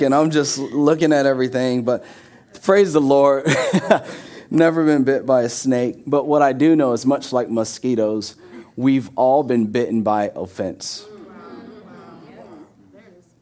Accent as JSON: {"language": "English", "region": "Florida", "country": "United States", "tie": "born or raised there", "moved": "as an adult", "said": "someone who was born and raised in Florida, 29 years of my life"}